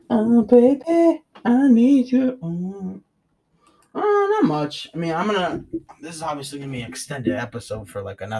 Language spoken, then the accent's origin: English; United States; accent: New York; I have one fourth of my accent is New York accent. Uh, two. Mm, I probably say like two, two chunks out of four are New Jersey accent, and then like another one's like Virginia or some shit.